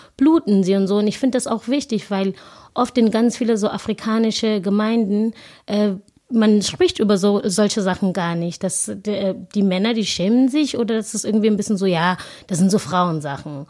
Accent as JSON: {"language": "German", "country": "South Africa", "tie": "born or raised there", "second_language": "German", "moved": "as an adult", "lives_now": "Germany", "said": "wo ich herkomme, das ist wirklich eine ganz kleine Township und ähm, ich bin da aufgewachsen"}